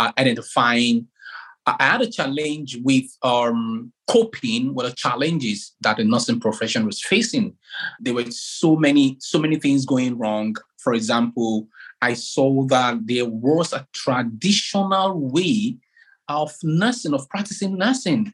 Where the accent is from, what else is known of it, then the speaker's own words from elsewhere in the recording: Nigeria; now in Exeter, United Kingdom; I come from Africa, precisely from Nigeria